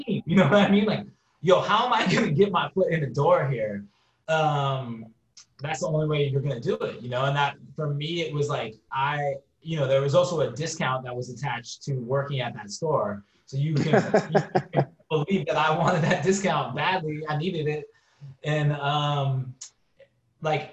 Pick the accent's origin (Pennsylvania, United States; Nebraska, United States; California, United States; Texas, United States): California, United States; San Francisco; growing up in San Francisco in the early and mid 90s